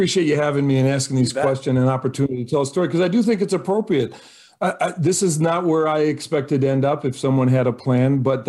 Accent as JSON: {"language": "English", "region": "Michigan", "country": "United States", "tie": "born or raised there", "also_born_or_lived": "St. Paul, Minnesota", "lives_now": "Wisconsin, United States", "said": "It all starts, I was born in Minnesota, actually. I have to give full credit to St. Paul, Minnesota. But then in Michigan, my father worked for Ford Motor Company. We moved around a couple different assembly plants. So I consider myself a Michigan guy"}